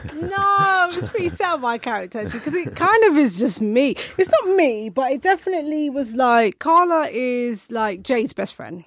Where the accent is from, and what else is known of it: United Kingdom; born or raised there